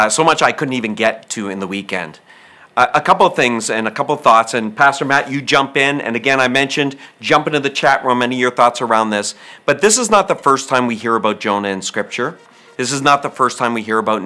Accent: Canada; I'm Canadian by birth.

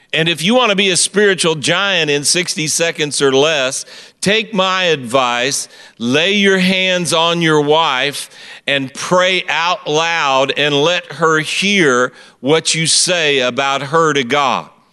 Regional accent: Kansas City, Missouri, United States; I am from Kansas City, Missouri

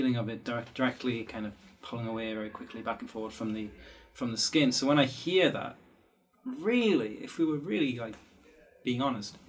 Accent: England, United Kingdom; I'm English

